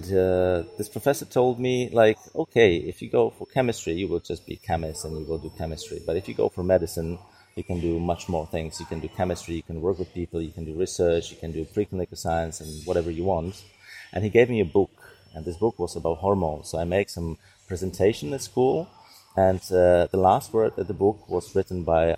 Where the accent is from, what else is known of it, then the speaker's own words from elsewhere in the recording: Prague, Czechia; I'm from Czech Republic. I'm from Prague. I was born in Prague. And most of my life I spent in Prague